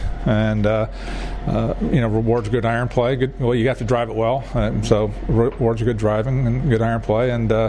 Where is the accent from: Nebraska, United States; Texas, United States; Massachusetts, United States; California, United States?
Nebraska, United States; Laurel; now in Des Moines, United States; I grew up in Nebraska, Laurel, Nebraska, not too far away. So when I first got here, just reminded me a lot of home.